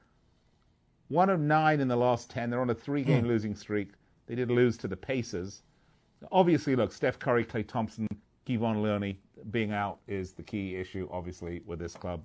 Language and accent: English; England, United Kingdom; I'm from England